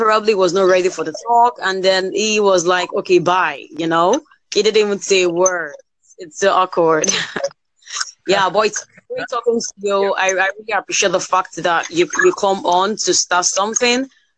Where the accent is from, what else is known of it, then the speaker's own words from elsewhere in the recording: Nigeria; I'm from Nigeria